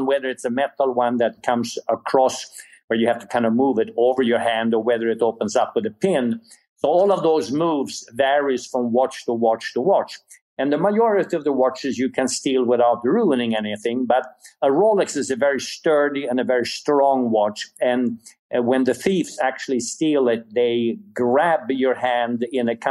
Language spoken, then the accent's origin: English; Sweden; English is a second language; moved away; You hear an accent, and the reason for that is I was born in Sweden.